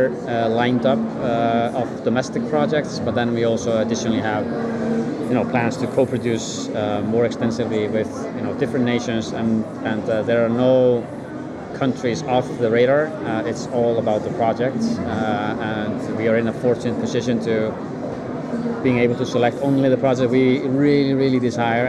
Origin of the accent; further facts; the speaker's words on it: Iceland; from Iceland, working as a producer for Act 4